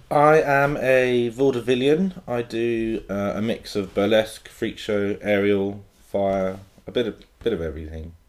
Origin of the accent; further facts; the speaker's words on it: Hereford, West Midlands, United Kingdom; I grew up in Hereford, so hmm, it's a very small town